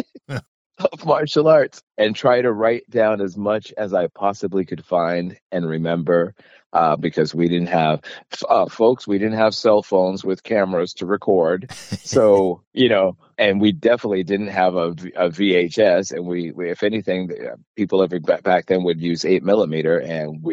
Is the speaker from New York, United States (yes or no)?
no; Boston, Massachusetts, United States; moved away; also born or lived in San Francisco; I grew up in Boston, Massachusetts for the most part